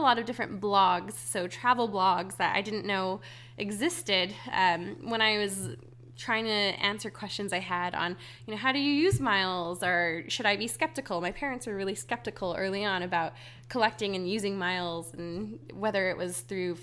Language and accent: English; Hawaii, United States; moved away; I grew up in Hawaii, and I had island fever really badly.